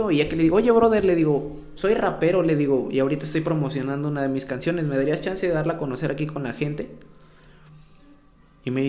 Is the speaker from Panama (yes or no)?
no; San Bruno, Mexico; Vengo de aquí de San Bruno, yo soy de San Bruno.